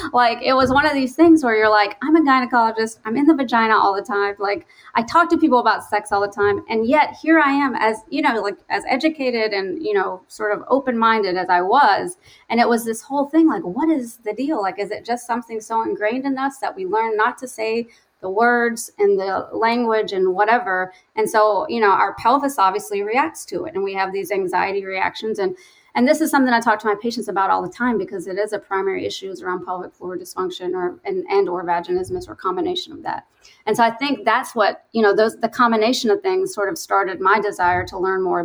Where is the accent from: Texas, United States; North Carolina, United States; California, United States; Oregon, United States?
North Carolina, United States; now in Chicago, United States; I grew up in the South in North Carolina